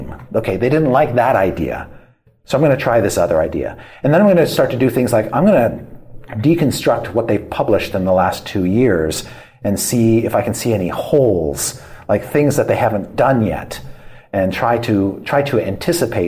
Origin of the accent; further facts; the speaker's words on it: Canada; I grew up in Canada